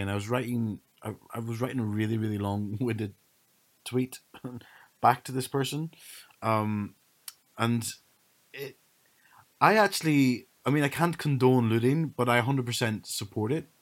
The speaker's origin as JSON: {"language": "English", "country": "Ireland", "tie": "born or raised there", "also_born_or_lived": "Leeds", "said": "growing up in Ireland, there was no alternative race than white"}